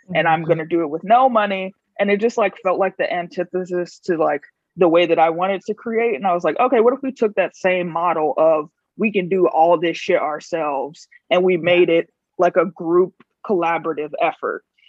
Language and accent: English; Chicago, Illinois, United States; moved away as an adult; also born or lived in New Haven / Minneapolis / Bay Area; I'm originally from Chicago.